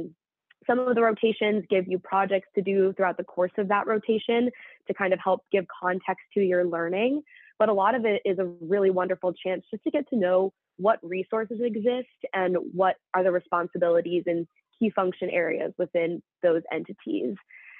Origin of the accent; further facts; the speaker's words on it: London, United Kingdom; moved away as an adult; I'm actually an individual that grew up in England, in London. You wouldn't quite know that from my accent, but grew up in London before moving to Louisiana to attend Tulane University